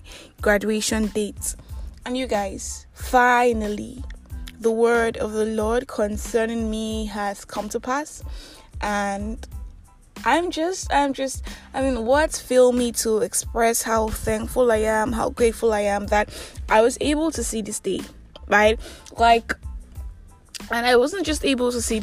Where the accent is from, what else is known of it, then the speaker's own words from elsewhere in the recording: Nigeria; I'm that Nigerian Christian Talkaholic